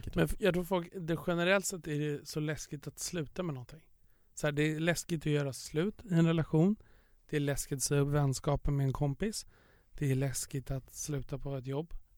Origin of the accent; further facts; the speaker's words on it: Stockholm, Stockholm County, Sweden; där jag kommer ifrån, Östermalm, överklassen